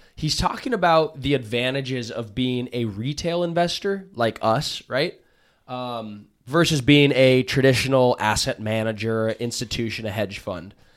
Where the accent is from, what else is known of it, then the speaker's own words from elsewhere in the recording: United States; as an American citizen, as a patriot